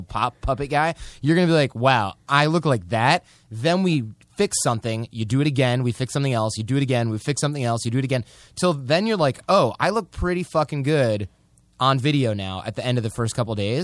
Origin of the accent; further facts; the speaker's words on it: Michigan, United States; We're basically from Michigan